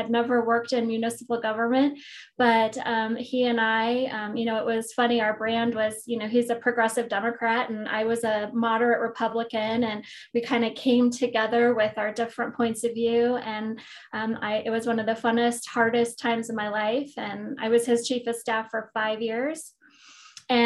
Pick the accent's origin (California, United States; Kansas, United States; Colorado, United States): Colorado, United States; Fort Collins; So I was born and raised in Fort Collins, Colorado. My dad and his brothers had a dairy farm in Wellington. And my mom's family is from the Eastern Plains.